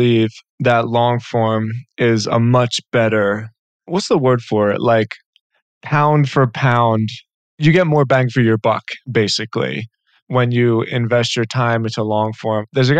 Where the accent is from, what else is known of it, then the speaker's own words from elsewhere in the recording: Philadelphia, Pennsylvania, United States; And I grew up in Philly in the Northeast.